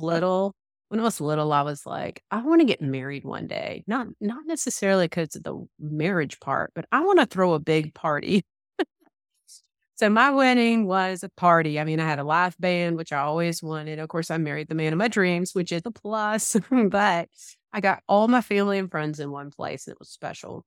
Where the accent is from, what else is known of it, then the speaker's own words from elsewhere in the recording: Georgia, United States; accent: Southern; I definitely have my Southern accent, so you can't, can't ignore that, that I'm from, I am from the Georgia area